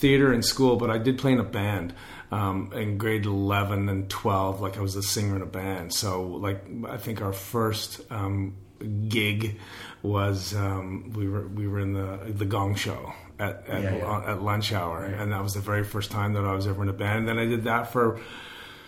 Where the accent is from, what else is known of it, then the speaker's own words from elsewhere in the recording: Vancouver, British Columbia, Canada; also born or lived in New Westminster; I was born in New Westminster and I grew up in Dunbar